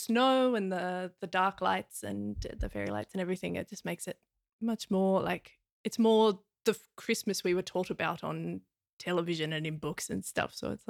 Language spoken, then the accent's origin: English; Hobart, Tasmania, Australia; moved away as an adult; now in Finland; I'm originally Australian, but I'm based in Finland now.